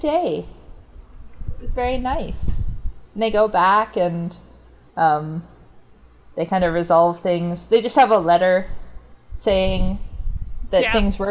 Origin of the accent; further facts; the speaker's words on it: Calgary, Alberta, Canada; I'm from Calgary